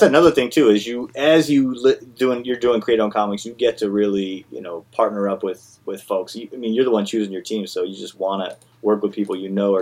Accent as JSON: {"language": "English", "area": "Bay Area", "region": "Northern California", "country": "United States", "tie": "born or raised there", "moved": "as an adult", "lives_now": "Sacramento area, United States", "said": "I was raised in Northern California, Bay Area."}